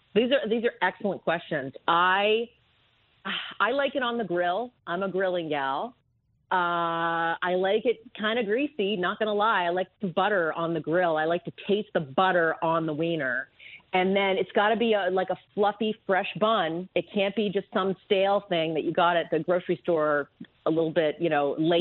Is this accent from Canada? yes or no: yes; Canada; now in United States; I was born in Canada, uh, but my father was American